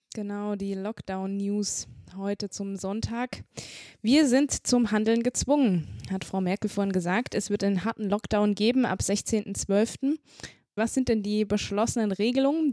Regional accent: Saxony, Germany; moved away; ich komme ja aus Sachsen ursprünglich

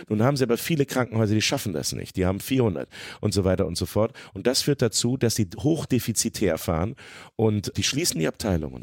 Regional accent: Hanover, Lower Saxony, Germany; now in Braunschweig, Germany; Ich bin in Hannover geboren und aufgewachsen

